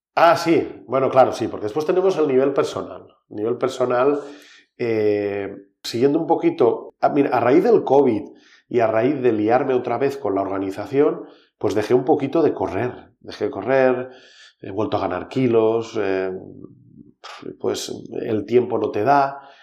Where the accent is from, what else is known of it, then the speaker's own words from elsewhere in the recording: Val d'Aran, Catalonia, Spain; Somos el Valle de Arán, vivimos 10.000 personas.